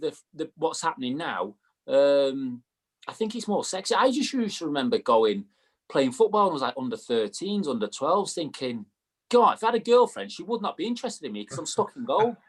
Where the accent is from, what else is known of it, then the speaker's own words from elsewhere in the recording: Manchester, North West England, United Kingdom; moved away; I was from Manchester